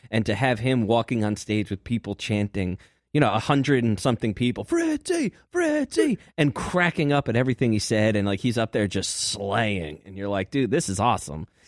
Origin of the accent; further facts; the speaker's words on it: Hartford, Connecticut, United States; my hometown of Hartford.